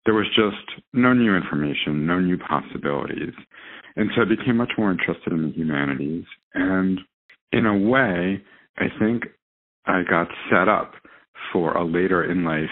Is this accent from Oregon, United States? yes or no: no; New York City, New York, United States; now in New Jersey, United States; I grew up in New York City, pure 100% city kid